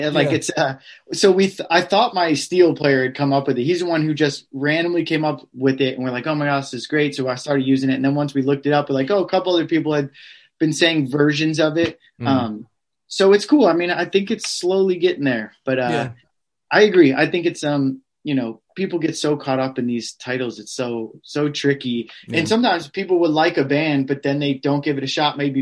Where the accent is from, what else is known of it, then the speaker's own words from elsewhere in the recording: Midwest, United States; I'm from the Midwest